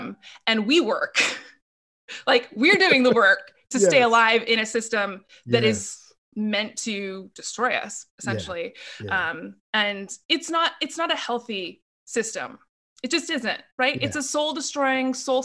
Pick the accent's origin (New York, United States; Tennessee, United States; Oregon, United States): Oregon, United States; Portland; as a child growing up in Portland, Oregon, which is where I live now